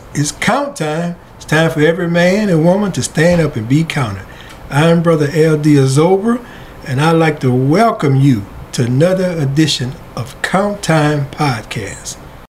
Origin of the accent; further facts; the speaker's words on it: Franklin, Louisiana, United States; I'm from the big city of Franklin.